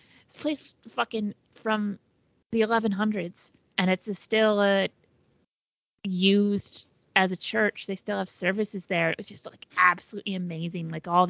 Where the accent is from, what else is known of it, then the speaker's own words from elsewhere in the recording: United States; It's also just as an American